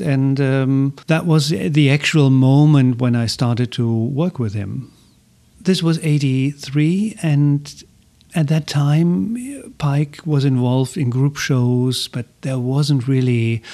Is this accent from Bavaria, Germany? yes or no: no; Essen, North Rhine-Westphalia, Germany; English is a second language; moved away; in my hometown in Essen, in Germany